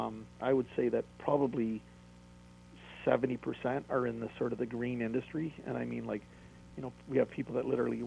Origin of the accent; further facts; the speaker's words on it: Toronto, Ontario, Canada; I'm from Toronto